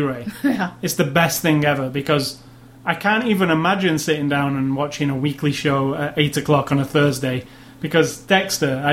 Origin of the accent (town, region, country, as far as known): United Kingdom